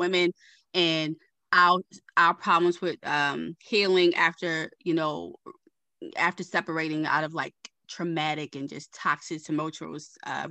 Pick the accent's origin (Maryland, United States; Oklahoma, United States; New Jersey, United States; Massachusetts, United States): Maryland, United States; Baltimore; I'm from Baltimore.